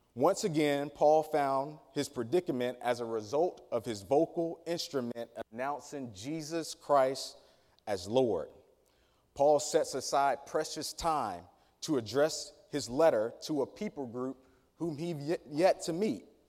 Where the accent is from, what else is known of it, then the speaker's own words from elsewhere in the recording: Danville, Virginia, United States; community that I grew up in in Danville, Virginia, city proper, but specifically a place called Dry Fork, Virginia